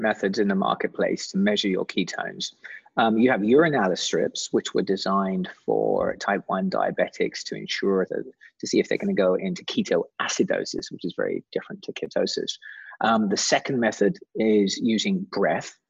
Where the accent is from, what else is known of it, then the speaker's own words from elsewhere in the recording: England, United Kingdom; accent: British; being English